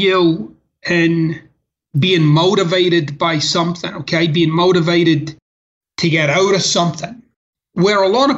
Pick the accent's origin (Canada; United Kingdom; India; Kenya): United Kingdom; Scotland; moved away as an adult; now in United States; growing up in Scotland and the neighborhood that I was raised